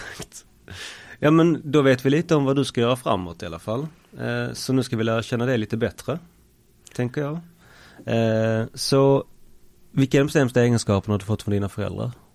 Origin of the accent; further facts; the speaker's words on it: Malmö, Skåne, Sweden; uppväxtdelen skedde till stora delar på Limhamn också